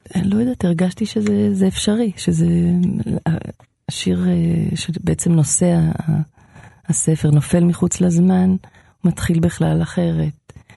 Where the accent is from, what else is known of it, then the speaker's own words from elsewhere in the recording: Israel; בקיבוץ שאני גדלתי בו